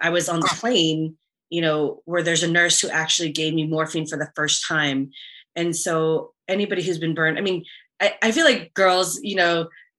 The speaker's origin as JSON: {"language": "English", "town": "San Antonio", "region": "Texas", "country": "United States", "tie": "born or raised there", "moved": "yes", "said": "I grew up in San Antonio"}